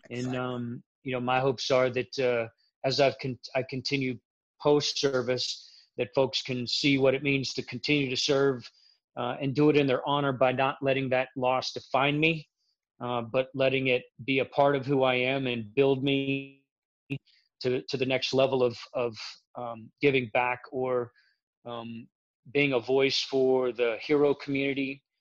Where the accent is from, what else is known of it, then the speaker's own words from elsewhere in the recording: Florida, United States; accent: Midwestern; also born or lived in Kansas; I grew up in Central Florida, but I spent the majority of my life traveling around the United States. I did spend the majority of the beginning of my career in Kansas, so I might have that Midwestern, Southern Midwestern accent as they have it